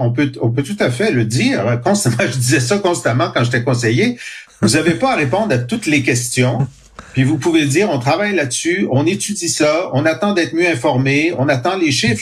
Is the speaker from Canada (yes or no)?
yes; Canada; je suis canadien français et mon groupe a souffert d'oppression pendant deux siècles